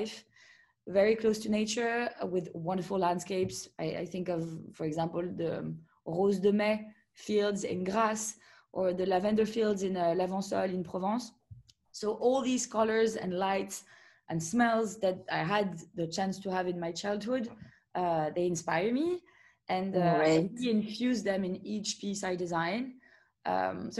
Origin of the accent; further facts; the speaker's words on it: Monaco; I grew up in Monaco